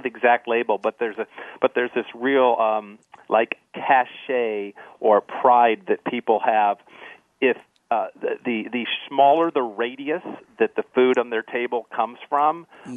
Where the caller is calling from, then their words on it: Sonoma County, California, United States; I am calling from Sonoma County, California, which many people know as the heart of wine country.